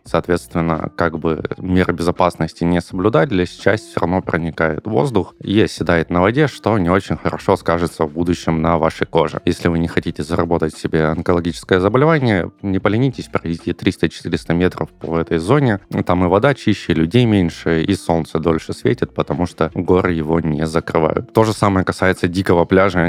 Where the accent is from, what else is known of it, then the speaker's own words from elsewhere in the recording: Tuapse, Krasnodar Krai, Russia; moved away as an adult; я родился в Краснодаре. В Туапсе попал в возрасте 9 лет. Родителям mm-hmm. предложили работу в Туапсе. Мы всей семьей переехали. И до 18 лет, до поступления в университет, я жил в Туапсе.